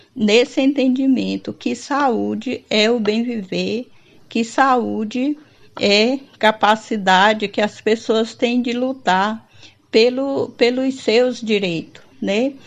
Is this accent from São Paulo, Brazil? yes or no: no; Porto Nacional, Tocantins, Brazil; Eu sou de Porto Nacional, Tocantins